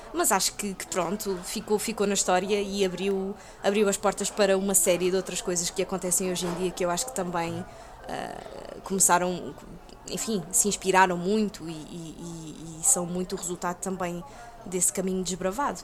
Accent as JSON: {"language": "Portuguese", "region": "Lisbon", "country": "Portugal", "tie": "born or raised there", "said": "eu sou de Chelas, eu, eu nasci e cresci em Chelas"}